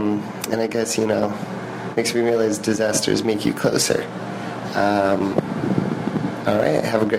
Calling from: Thousand Oaks, California, United States

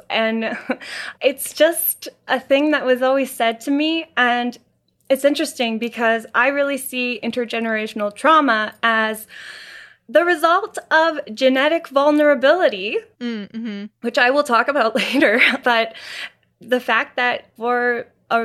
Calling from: Vancouver, British Columbia, Canada; Yes, Vancouver, British Columbia.

